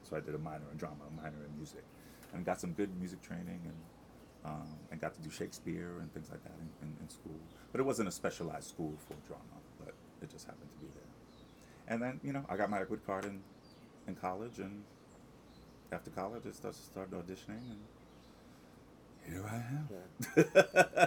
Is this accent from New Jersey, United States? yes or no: no; Amityville, New York, United States; I'm from Long Island, uh, in a little town called Amityville